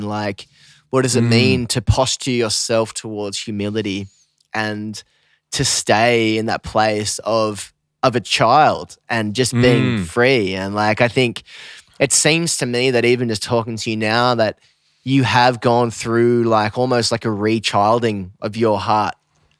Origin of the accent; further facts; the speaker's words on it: Australia; now in United States; I think especially as an Aussie, once you've lived in the States for a while